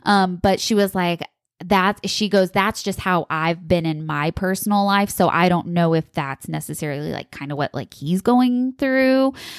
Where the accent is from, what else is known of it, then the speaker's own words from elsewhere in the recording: East Coast, United States; I am from the East Coast and it's just a very like kind of gruff sort of, personality that you have